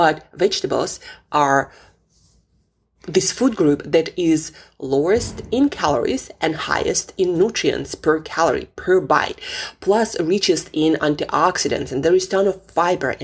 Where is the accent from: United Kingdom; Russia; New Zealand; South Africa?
Russia; Siberia; moved away; I grew up in Siberia